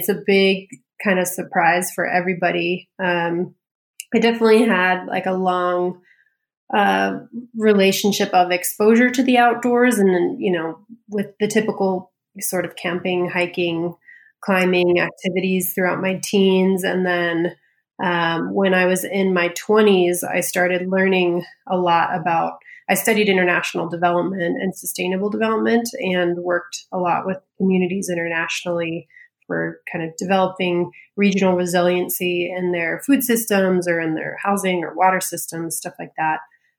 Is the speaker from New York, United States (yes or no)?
no; Colorado, United States; also born or lived in California; So I grew up in Colorado mostly, but moved a lot as a kid. So bounced back and forth between California and Colorado a lot.